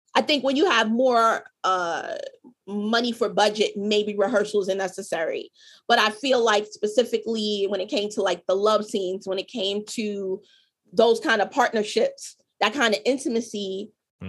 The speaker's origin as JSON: {"language": "English", "town": "New York City", "region": "New York", "country": "United States", "tie": "born or raised there", "said": "my childhood growing up in Harlem"}